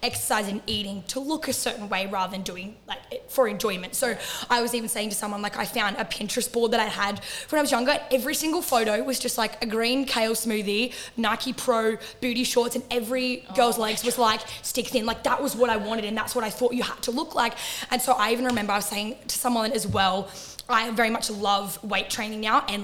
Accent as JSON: {"language": "English", "area": "Central Coast", "region": "New South Wales", "country": "Australia", "moved": "as an adult", "lives_now": "Queensland, Australia", "said": "I am from the Central Coast, so in between Sydney and Newcastle. And then I moved to Queensland when I was 18"}